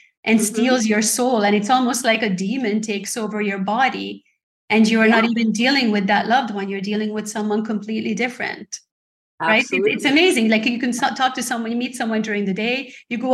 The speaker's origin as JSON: {"language": "English", "country": "Hungary", "moved": "yes", "said": "I'm from Hungary originally"}